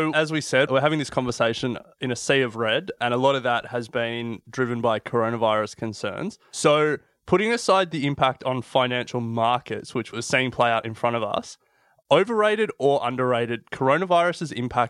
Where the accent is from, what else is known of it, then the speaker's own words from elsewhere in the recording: Australia; accent: Australian; As you can hear from our accents, we're an Australian podcast.